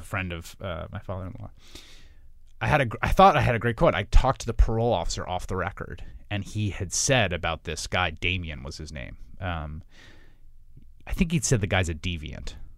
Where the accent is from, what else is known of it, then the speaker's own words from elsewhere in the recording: New York, United States; I grew up in New York in the, uh, eighties and nineties